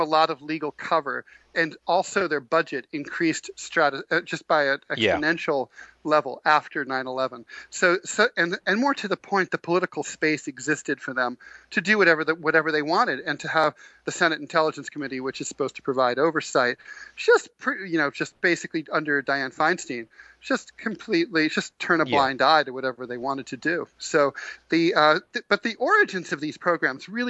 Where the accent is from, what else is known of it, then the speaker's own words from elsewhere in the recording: Dayton, Ohio, United States; now in New York, United States; I grew up in Dayton, Ohio